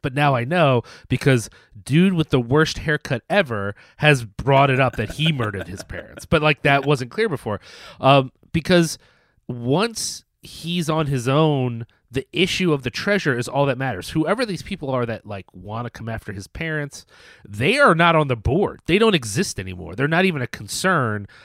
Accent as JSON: {"language": "English", "country": "United States", "said": "as an American"}